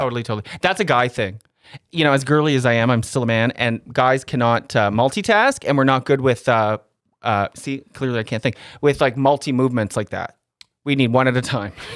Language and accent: English; Canada; but Canadians